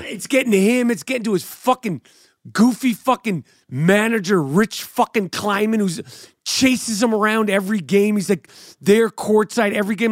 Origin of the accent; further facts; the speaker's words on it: New York City, New York, United States; I'm a New Yorker